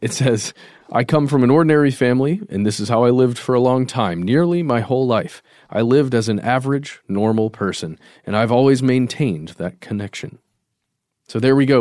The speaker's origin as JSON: {"language": "English", "country": "United States", "said": "we are Americans."}